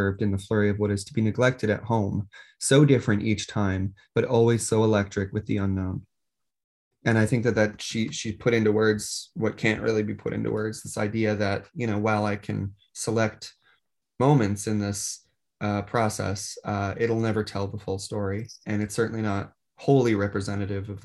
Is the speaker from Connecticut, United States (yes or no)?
yes; Connecticut, United States; this is my home state and I've pursued collecting here